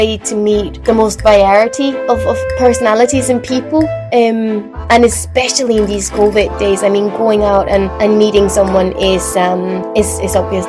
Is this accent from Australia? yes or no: no; Denmark; I'm Danish.